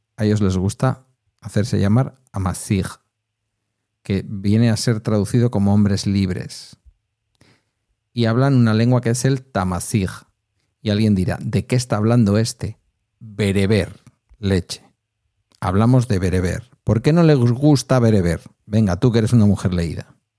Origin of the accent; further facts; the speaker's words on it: Basque Country, Spain; en mi caso, que no tengo el euskera como lengua materna